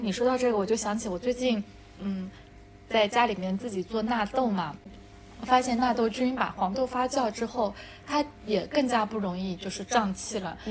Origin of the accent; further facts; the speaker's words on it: China; 其实我们中国人还是比较幸运的